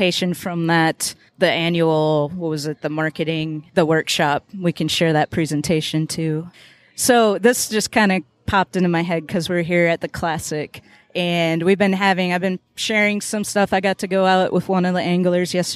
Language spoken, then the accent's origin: English; Minnesota, United States; now in Tennessee, United States; I'm from Minnesota